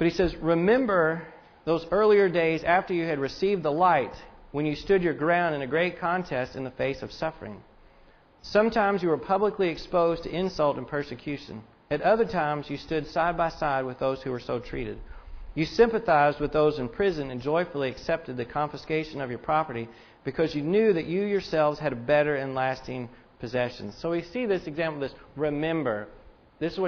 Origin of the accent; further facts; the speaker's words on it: Indiana, United States; I am from Indiana. I root for the Hoosiers